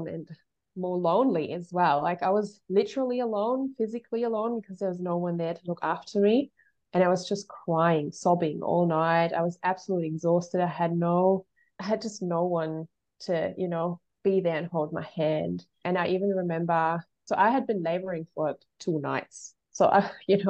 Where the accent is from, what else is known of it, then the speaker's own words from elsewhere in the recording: Germany; moved away; I was born in Germany and, you know, lived there for a really long portion of my life